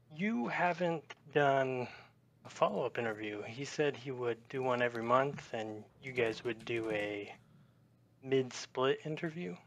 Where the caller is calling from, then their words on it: Las Vegas, Nevada, United States; I'm calling from Las Vegas, Nevada